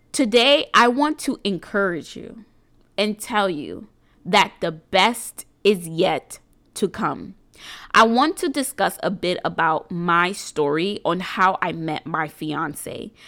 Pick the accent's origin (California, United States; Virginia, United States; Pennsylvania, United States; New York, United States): New York, United States; New York City; am an entrepreneur from New York City